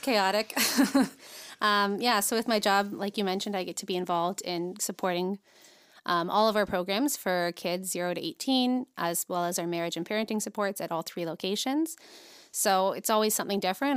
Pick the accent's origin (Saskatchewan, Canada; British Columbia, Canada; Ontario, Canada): Ontario, Canada; St. Catharines; grew up in Saint Catherine, so born and raised in Niagara.